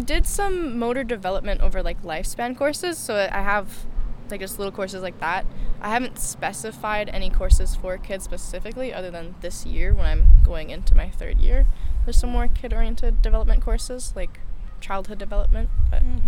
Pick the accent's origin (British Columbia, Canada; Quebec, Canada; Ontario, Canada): British Columbia, Canada; Smithers; also born or lived in Kelowna; I'm from Smithers.